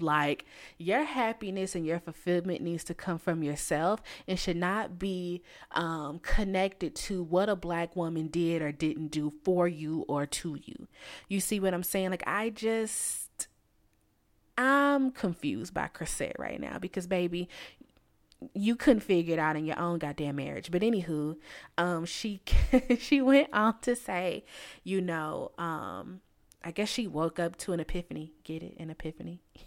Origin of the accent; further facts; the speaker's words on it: United States; I'm from the United States